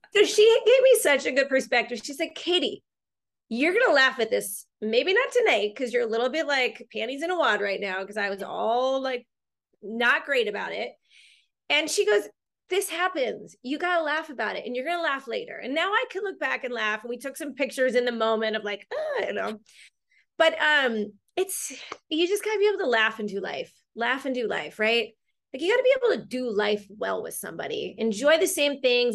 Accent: Long Beach, California, United States; also born or lived in China / Costa Rica; I'm from Long Beach, California.

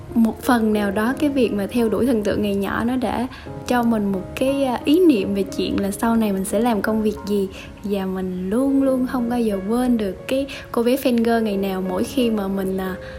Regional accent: Đơn Dương, Lâm Đồng, Vietnam; quê mình ở Đơn Dương

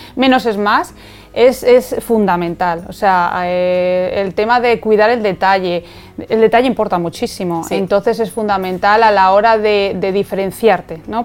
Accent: Spain; aquí en España

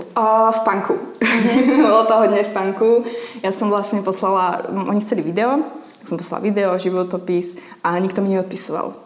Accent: Slovakia; moved away as an adult; now in Prague, Czechia; som holka z dediny, mm-hmm. 1500 obyvateľov

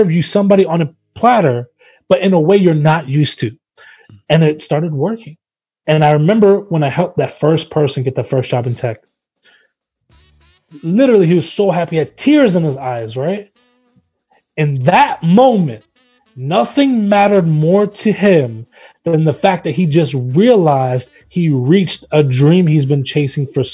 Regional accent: Memphis, Tennessee, United States; Memphis, I'm from Memphis, Tennessee

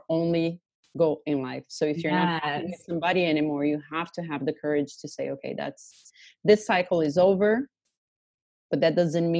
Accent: Brazil; now in Istanbul, Turkey; I am from Brazil.

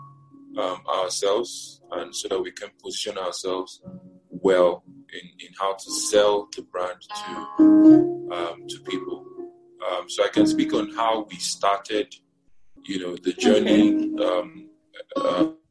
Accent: Niger State, Nigeria; also born or lived in Abia State; I was born and raised in the north. I was born and raised in Niger State.

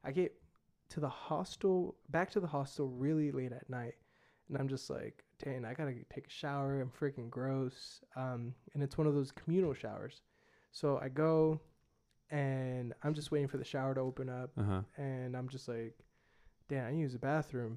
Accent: United States; accent: American; my American accent

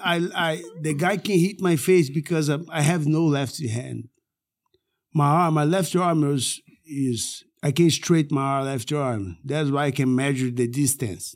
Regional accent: Manaus, Amazonas, Brazil; moved away; also born or lived in Rio de Janeiro; I came from Manaus

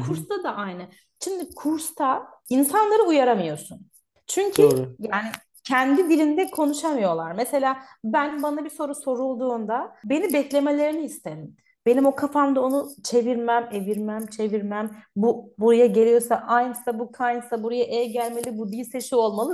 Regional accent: Artvin, Turkey; moved away as an adult; now in Cologne, Germany; ben Artvinliyim

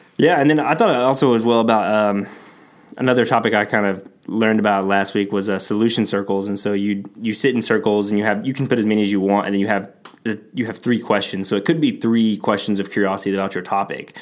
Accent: Texas, United States; I'm from Texas

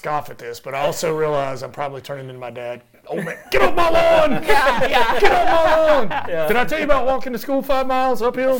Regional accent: Kernersville, North Carolina, United States; also born or lived in Jacksonville; I'm from Kernersville.

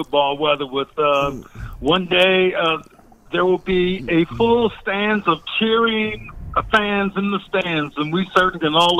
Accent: Flint, Michigan, United States; moved away as an adult; now in Sarasota, United States; I was born in Flint, Michigan

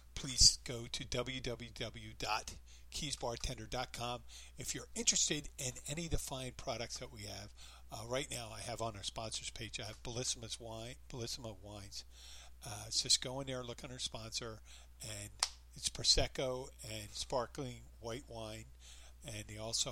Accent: Philadelphia, Pennsylvania, United States; now in Florida Keys, United States; I'm from Philly

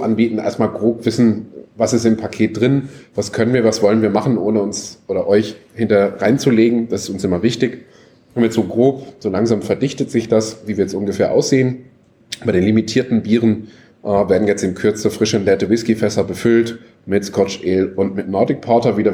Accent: North Rhine-Westphalia, Germany; ich bin ja Westfale, kenne Schützenfeste

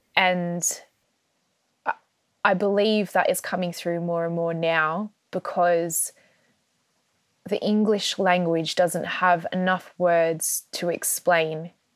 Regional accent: Australia; moved away as an adult; also born or lived in Melbourne; now in United Kingdom; I grew up in Australia, I was born in Australia

